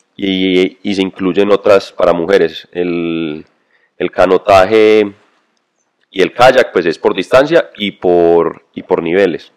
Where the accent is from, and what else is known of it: Colombia